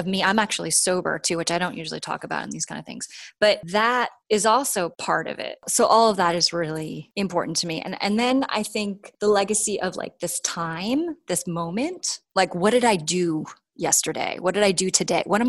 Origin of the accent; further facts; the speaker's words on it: New York, United States; now in California, United States; I grew up in New York